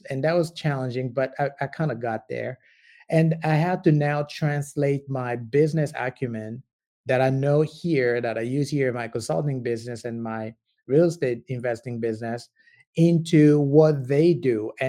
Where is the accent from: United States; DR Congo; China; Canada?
DR Congo; I'm originally from the Congo, so I do projects with the Congo a lot. I do have a company over there, and it's in agribiz, agriculture business.